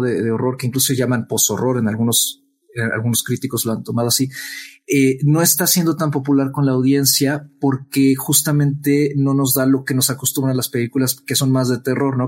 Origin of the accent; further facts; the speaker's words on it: Mexico; nosotros como mexicanos